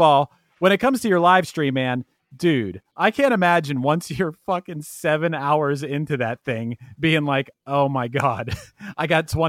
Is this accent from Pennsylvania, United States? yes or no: yes; Pittsburgh, Pennsylvania, United States; I'm from Pittsburgh